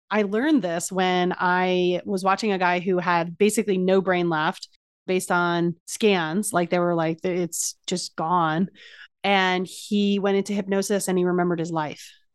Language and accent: English; New Jersey, United States; I'm from New Jersey